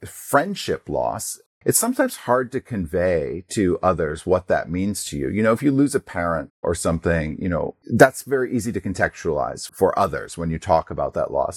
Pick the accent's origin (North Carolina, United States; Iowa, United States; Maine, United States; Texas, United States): Maine, United States; Portland; also born or lived in New Jersey; I'm from Portland, Maine, although I was, uh, born in New Jersey. So, you know, even though I moved to Maine at a very young age